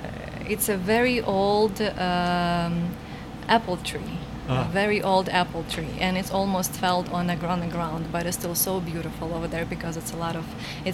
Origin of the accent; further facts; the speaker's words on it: Lubny, Poltava Oblast, Ukraine; English is a second language; So, I was born in Lubny. So this is a very, very small, very small town. A very friendly people. And I was born in Lubny, but my family lived close to Lubny in a village.